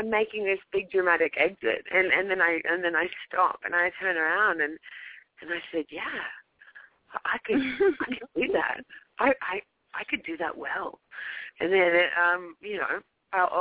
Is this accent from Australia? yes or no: yes; Australia; moved away as an adult; also born or lived in Paris, France / New York, United States; now in Los Angeles, United States; Australia almost 7 years ago now